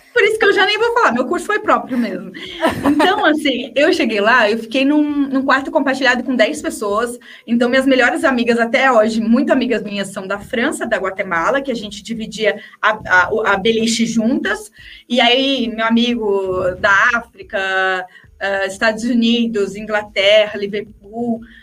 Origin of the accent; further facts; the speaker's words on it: interior of São Paulo, Brazil; Eu sou do interior de São Paulo